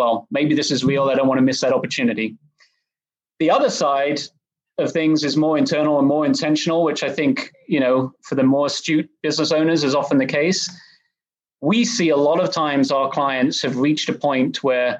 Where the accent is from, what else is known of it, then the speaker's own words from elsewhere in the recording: England, United Kingdom; moved away as an adult; also born or lived in Oxford, England; now in Dallas, United States; I grew up in England. I went to undergrad over there at Oxford. And after that, I moved over to Dallas